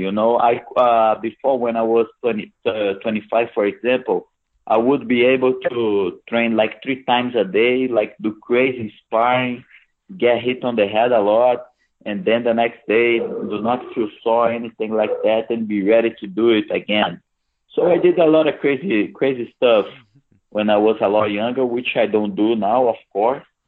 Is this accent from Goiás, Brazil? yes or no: no; Brasília, Federal District, Brazil; It's my hometown. Is my birth town